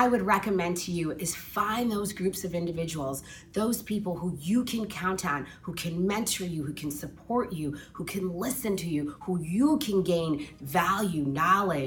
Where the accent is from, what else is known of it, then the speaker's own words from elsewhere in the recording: Chicago, Illinois, United States; I grew up here in Chicago in a family of service